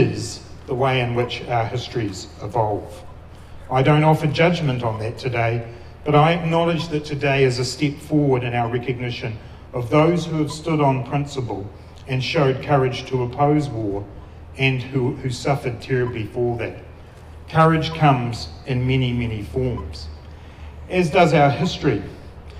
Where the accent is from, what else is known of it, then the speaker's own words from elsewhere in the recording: New Zealand; as a New Zealander